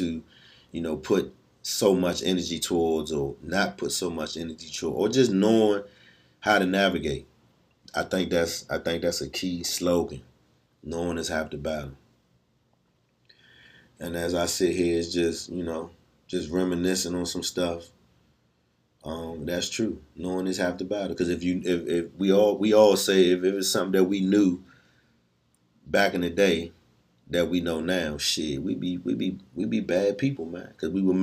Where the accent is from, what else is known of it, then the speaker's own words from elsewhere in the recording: Washington, District of Columbia, United States; Good times growing up in Southeast, man. Good times going down Eastover